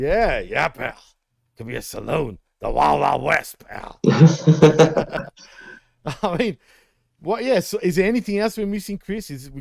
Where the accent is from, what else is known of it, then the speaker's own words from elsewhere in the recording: Australia; I'm Australian